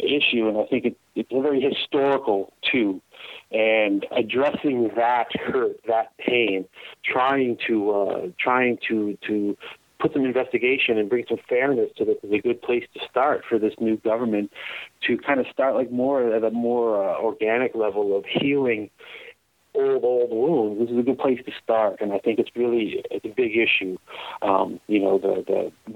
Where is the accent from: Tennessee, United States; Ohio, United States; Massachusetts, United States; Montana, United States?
Massachusetts, United States; now in Canada; I came from the United States. I was born in Massachusetts